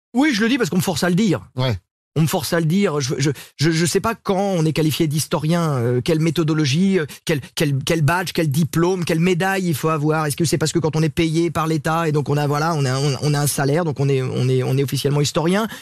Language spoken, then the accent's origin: French; Sablé-sur-Sarthe, Pays de la Loire, France; moved away; à euh, Sablé chez moi avec les petits villages autour